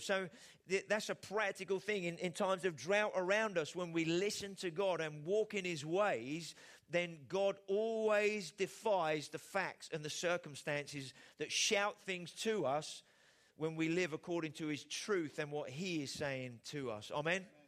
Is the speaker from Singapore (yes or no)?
no; England, United Kingdom; as the Brits, uh, as English people